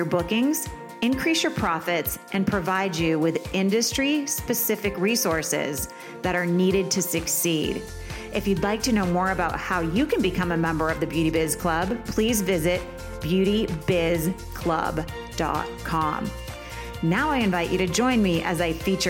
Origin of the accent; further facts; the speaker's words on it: Vermont, United States; I'm from Vermont.